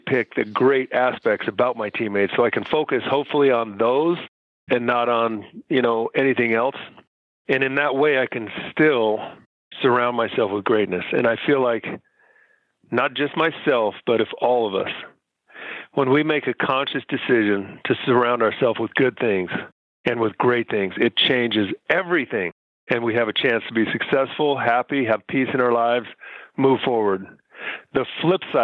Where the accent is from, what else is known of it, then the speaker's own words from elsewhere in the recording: Utah, United States; moved away as an adult; also born or lived in Taiwan / Philadelphia; I came from Utah, where I was raised.